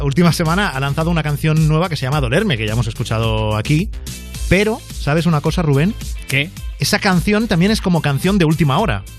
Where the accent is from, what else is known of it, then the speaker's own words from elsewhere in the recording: Mollet del Vallès, Catalonia, Spain; yo que soy de Mollet, además de al lado de Sabadell